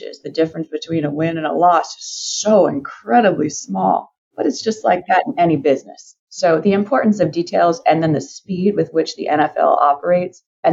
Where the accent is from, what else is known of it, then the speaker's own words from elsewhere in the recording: San Francisco Bay Area, California, United States; We grew up in the San Francisco Bay Area